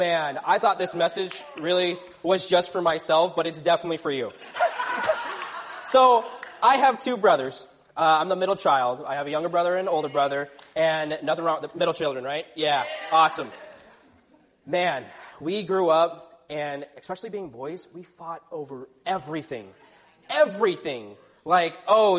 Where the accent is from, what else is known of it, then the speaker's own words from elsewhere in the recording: Texas, United States; moved away; I grew up in Texas